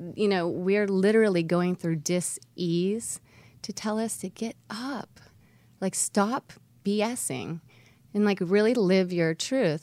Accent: Homestead, Florida, United States; South Florida

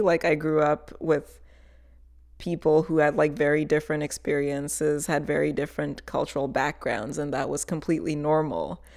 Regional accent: Fresno, California, United States; moved away as an adult; also born or lived in Tanzania; now in Boston, United States; I grew up in Fresno and I just like hated it and I just could not wait to leave.

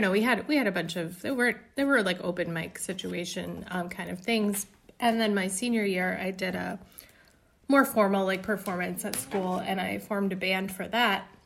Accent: Indiana, United States; So you could conceivably say all of the songs are about growing up in Indiana or none of the songs. I would say all of them.

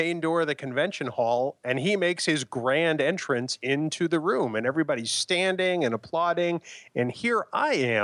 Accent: New Hampshire, United States; I'm from New Hampshire. I'm a native.

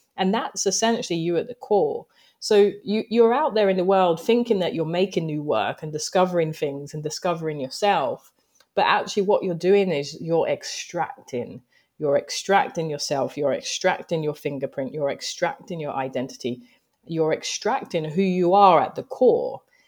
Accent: London, United Kingdom; moved away as an adult; also born or lived in Greenwich, London / Japan; now in New York, United States; I grew up in Thamesmead. Thamesmead is in Southeast London

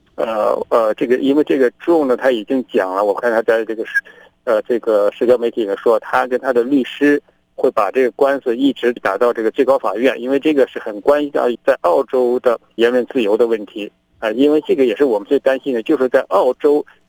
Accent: China; moved away as an adult; now in Australia; 我是中国人

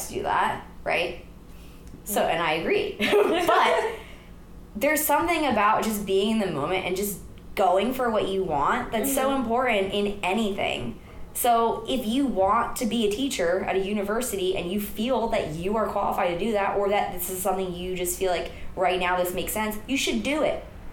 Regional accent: rural Pennsylvania, United States; moved away as an adult; also born or lived in New York City; I grew up in Pennsylvania

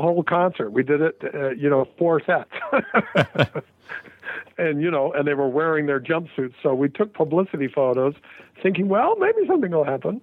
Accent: Salt Lake City, Utah, United States; moved away as an adult; also born or lived in Hollywood, California; I'm from Salt Lake

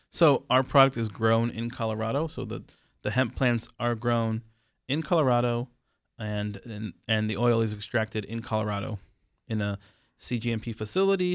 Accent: Israel; moved away; I am from Israel.

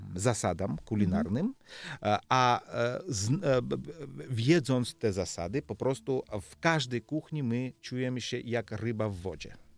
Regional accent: Georgia; Polish is a second language; moved away as an adult; ja jestem Gruzinem, to, to jest prawda, ale druga prawda jest to, że ja jestem Polakiem w Polowie

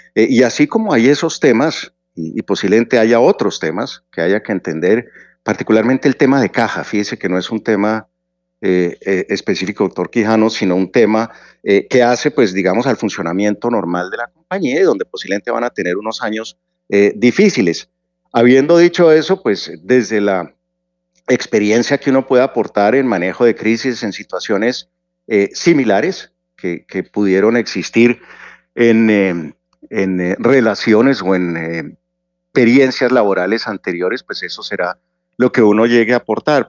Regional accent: Colombia; como colombiano

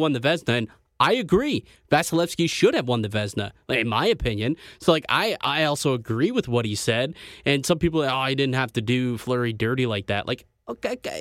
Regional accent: Canada; as a Canadian

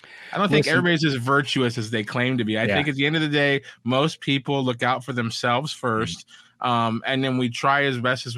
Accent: Elkhart, United States; when I was growing up in Elkhart

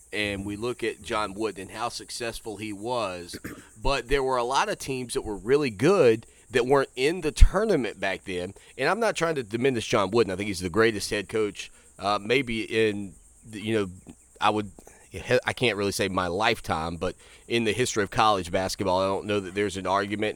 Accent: North Carolina, United States; grew up following sports in the state of North Carolina

